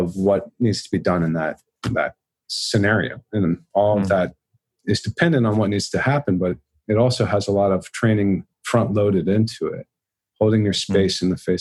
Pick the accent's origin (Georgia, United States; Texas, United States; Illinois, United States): Texas, United States; Dallas; I grew up in Dallas, and that Dallas and Richardson is very culturally Christian